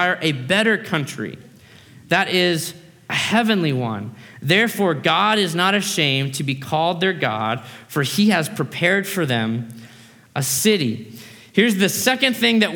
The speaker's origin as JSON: {"language": "English", "country": "United States", "tie": "born or raised there", "also_born_or_lived": "Australia", "said": "I grew up in America, that's why I don't have an Aussie accent. But I was born in Australia."}